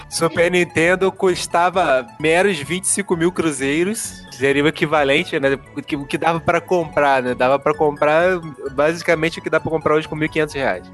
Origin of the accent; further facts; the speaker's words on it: Alcântara, Rio de Janeiro, Brazil; de Alcântara é aqui na minha terra